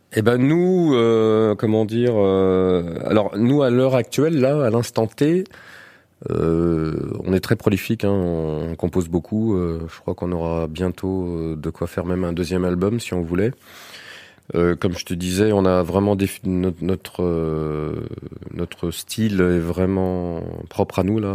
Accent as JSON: {"language": "French", "town": "Alençon", "region": "Normandy", "country": "France", "said": "moi je suis d'Alençon"}